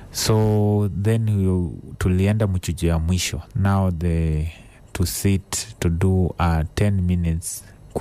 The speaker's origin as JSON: {"language": "English", "area": "Shikunga Village", "region": "Kakamega County", "country": "Kenya", "tie": "born or raised there", "also_born_or_lived": "Embu / Kisii", "moved": "as an adult", "said": "I grew up in a place called Shakungu Village within Kakamega County."}